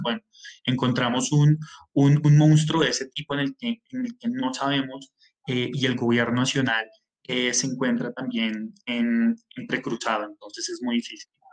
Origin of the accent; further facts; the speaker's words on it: Colombia; nosotros eh, como colombianos